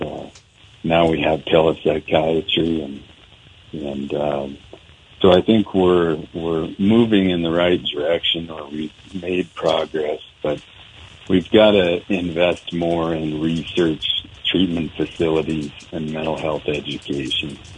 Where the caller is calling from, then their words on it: Helena, Montana, United States; No, I'm I'm not home, in Helena, Montana.